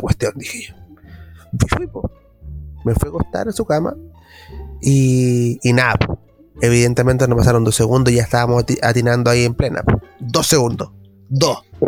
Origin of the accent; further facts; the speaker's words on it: Chile; que somos los chilenos